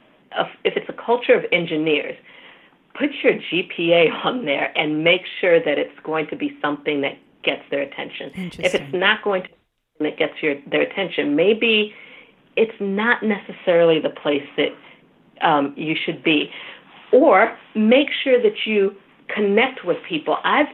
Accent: Nigeria; Now, the being Nigerian is unique in that, you know, getting invited to the boardroom also means getting the job, right?

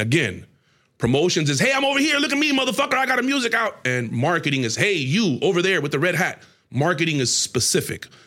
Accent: Tampa, Florida, United States; moved away; also born or lived in Atlanta; we're from Tampa

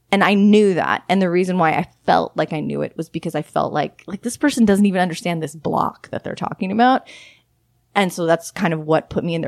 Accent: Los Angeles, California, United States; moved away as an adult; also born or lived in Austin, Texas; I'm from Southern California, from the Los Angeles area

